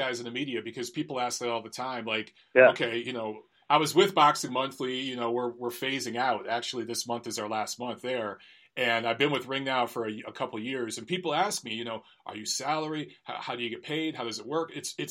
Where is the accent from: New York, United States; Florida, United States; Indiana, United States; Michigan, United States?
Michigan, United States; Detroit; moved away; I grew up in Michigan. I'm from Detroit.